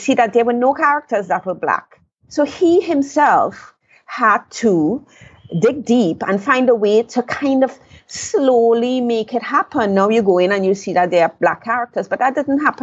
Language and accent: English; Trinidad & Tobago; I was born in Trinidad. I left Trinidad at age 21